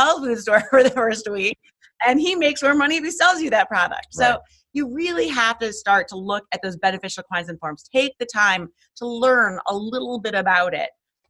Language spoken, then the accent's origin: English; New York City, New York, United States; I'm from Manhattan.